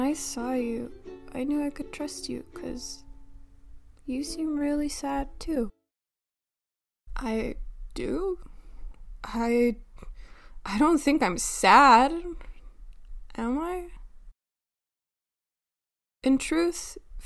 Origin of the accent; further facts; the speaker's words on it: North Macedonia; also born or lived in Skopje; from my hometown to the capital, where I'm doing my major in marketing